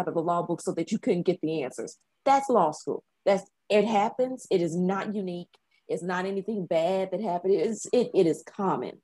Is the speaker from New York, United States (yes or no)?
no; Chattanooga, Tennessee, United States; moved away as an adult; also born or lived in Memphis, United States / Indianapolis, United States / London, United Kingdom; now in Taiwan; I'm from Chattanooga, Tennessee